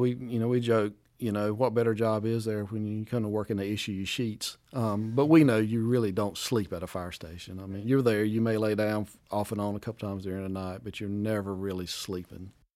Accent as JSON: {"language": "English", "town": "Wade", "region": "North Carolina", "country": "United States", "tie": "born or raised there", "said": "Community of Wade where I grew up"}